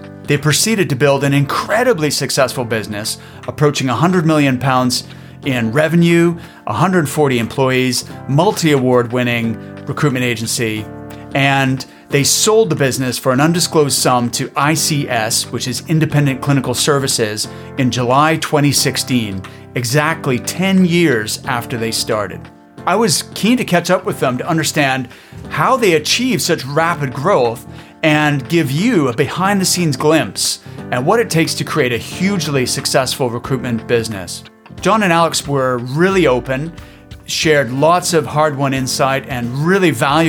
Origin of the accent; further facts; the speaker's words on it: Canada; now in Edinburgh, United Kingdom; I'm from Canada originally.